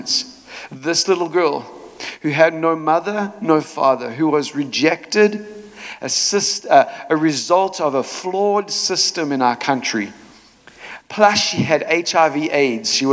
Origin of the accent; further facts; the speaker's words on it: South Africa; moved away; also born or lived in Chicago; when I was growing up in South Africa, I was born in a time called apartheid.